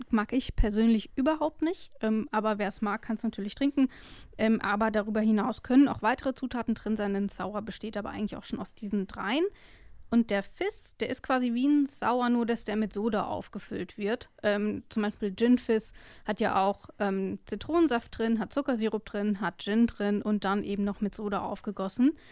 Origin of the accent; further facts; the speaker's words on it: West Germany, Germany; ich komme aus dem Westen